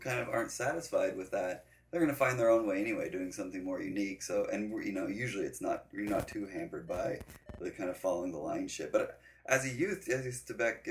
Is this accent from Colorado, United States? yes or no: yes; Denver, Colorado, United States; I grew up in Denver, Colorado